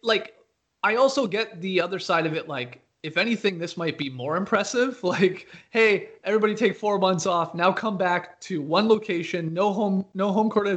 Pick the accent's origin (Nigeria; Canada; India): Canada; now in Atlanta, United States; I grew up in Canada